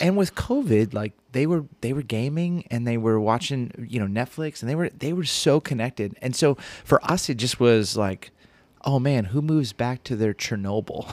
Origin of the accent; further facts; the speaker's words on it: Ventura County, Southern California, United States; moved away as an adult; also born or lived in Chicago suburbs; now in Elgin, United States; I grew up in Southern California, uh, Ventura County